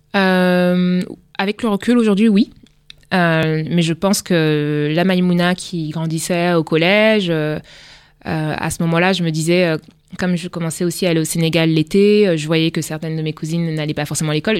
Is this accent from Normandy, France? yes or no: yes; Le Havre, Normandy, France; also born or lived in Rouen; je suis née au Havre, donc en Haute-Normandie